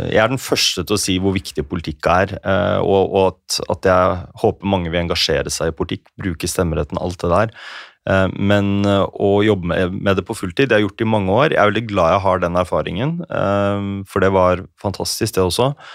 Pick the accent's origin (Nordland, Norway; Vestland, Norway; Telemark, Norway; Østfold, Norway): Telemark, Norway; hadde jo vært en del i lokalavisene hjemme i Telemark